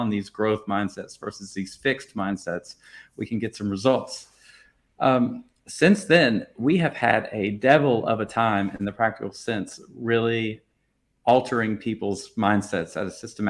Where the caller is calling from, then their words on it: Paris, Île-de-France, France; I'm calling in from Paris, France.